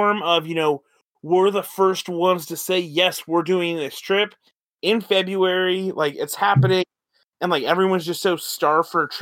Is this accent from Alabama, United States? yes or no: no; Texas, United States; moved away; my home state